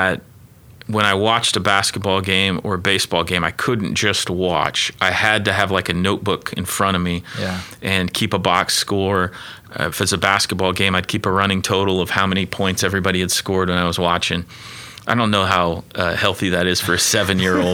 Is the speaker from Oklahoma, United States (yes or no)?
yes; Mustang, Oklahoma, United States; also born or lived in New Castle, Indiana; I lived in Mustang throughout elementary school and junior high